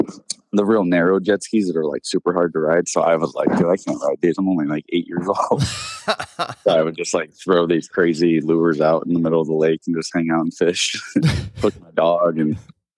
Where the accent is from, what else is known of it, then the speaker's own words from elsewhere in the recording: Phoenix, Arizona, United States; I was born and raised here.